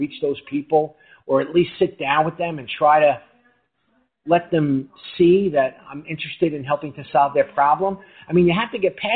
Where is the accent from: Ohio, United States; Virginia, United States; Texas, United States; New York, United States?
New York, United States; New York City; also born or lived in Queens; I grew up in Brooklyn. I grew up in Flatbush